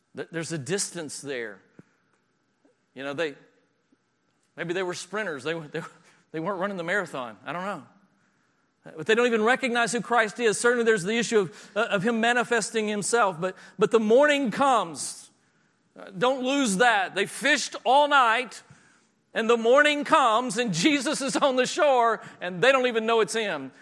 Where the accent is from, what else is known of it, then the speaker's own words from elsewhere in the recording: the South, United States; moved away; I'm from the South